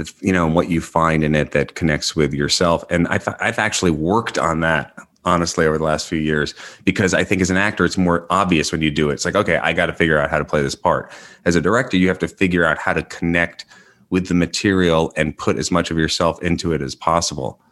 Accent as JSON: {"language": "English", "region": "New York", "country": "United States", "tie": "born or raised there", "also_born_or_lived": "Los Angeles", "moved": "as an adult", "said": "I grew up in New York and I lived in L A for twenty years"}